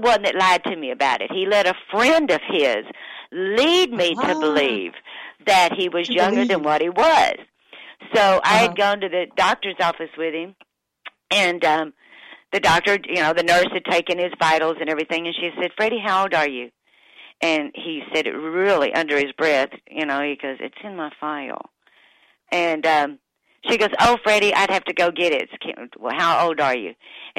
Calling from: Perdido Key, Florida, United States; I'm actually calling you from the world famous Florabama, which is it's on the little island called Perdido Key

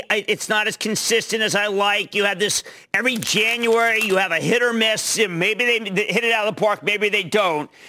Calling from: Irvine, California, United States; I'm a dermatologist from Irvine, California.

